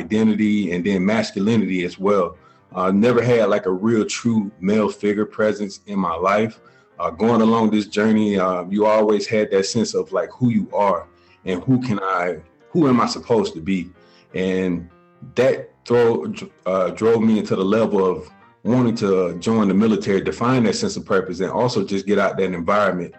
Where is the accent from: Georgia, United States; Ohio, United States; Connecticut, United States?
Georgia, United States; Columbus; now in Clarksville, United States; I'm originally from Columbus, Georgia, currently reside in Clarksville, Tennessee